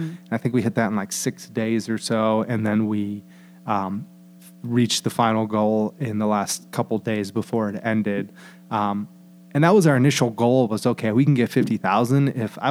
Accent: Sandusky, Ohio, United States

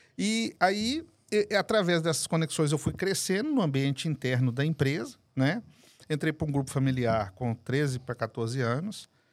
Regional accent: Guarulhos, São Paulo, Brazil; also born or lived in Belo Horizonte; Eu nasci aqui em São Paulo, inclusive. Nasci em Guarulhos

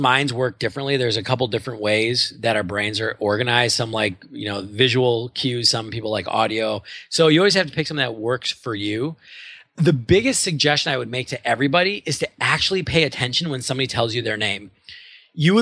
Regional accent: Milwaukee, Wisconsin, United States; moved away; I'm from Milwaukee originally

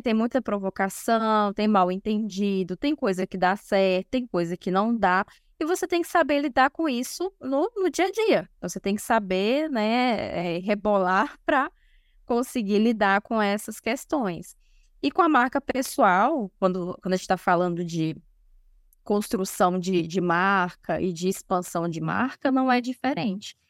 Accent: Brasília, Federal District, Brazil; uma instituição de saúde aqui em Brasília, porque eu sou de Brasília.

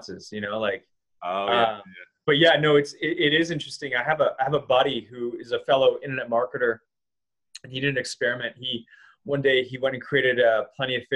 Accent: Vancouver, British Columbia, Canada; moved away as an adult; also born or lived in Los Angeles / Costa Rica; I'm from Vancouver. We're both from this area.

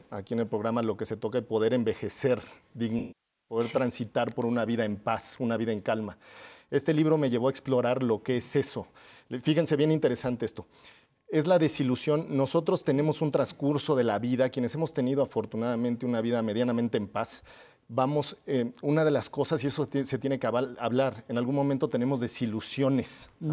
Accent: Mexico; como mexicanos

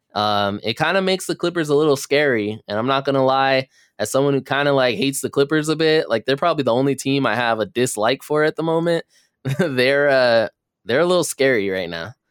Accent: Los Angeles, California, United States; we are from Los Angeles

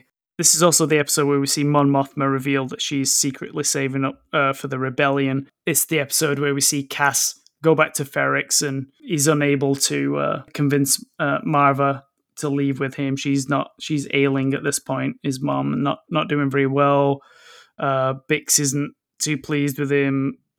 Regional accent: Canada; Sounds kind of familiar to me as a Canadian.

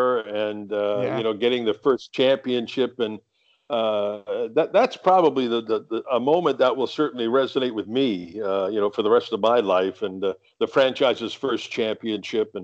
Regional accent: United Kingdom; also born or lived in Canada; now in Miami, United States

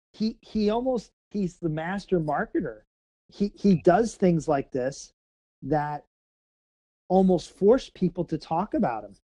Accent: Missouri, United States; I'm from Missouri. Okay, not Kansas

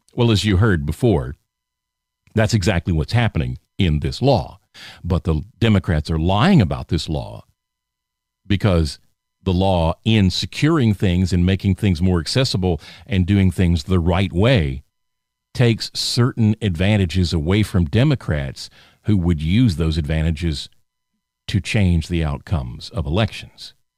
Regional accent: the South, United States; I was raised in the South, born and raised in the South

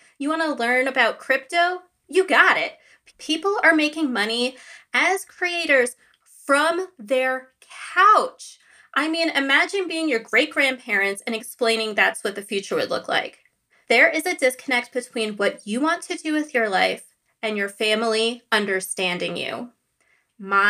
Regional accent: United States; accent: North Jersey, New York; I was born and raised in America

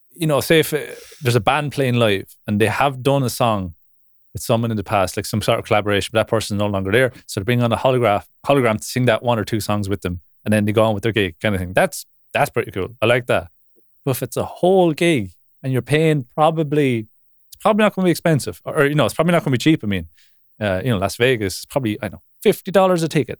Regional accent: Ireland; I grew up in Ireland

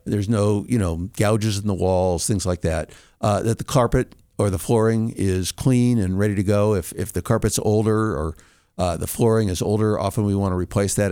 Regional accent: California, United States; moved away as an adult; now in Colorado, United States; I'm originally from California, moved

